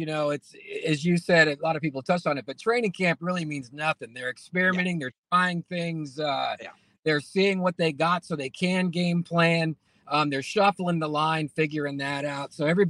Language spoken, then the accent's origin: English; Santa Rosa, California, United States; I grew up in Santa Rosa